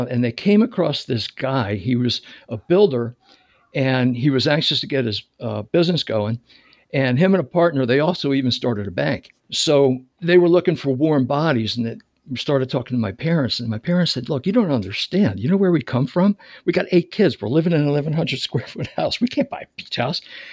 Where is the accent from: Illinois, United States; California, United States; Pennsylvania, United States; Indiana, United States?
Pennsylvania, United States; Philadelphia; also born or lived in Charlotte, North Carolina; now in Raleigh area, North Carolina, United States; I was born in Philadelphia